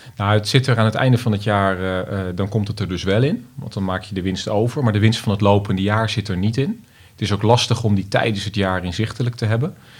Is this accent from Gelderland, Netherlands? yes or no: no; Almere, Flevoland, Netherlands; als Almeerders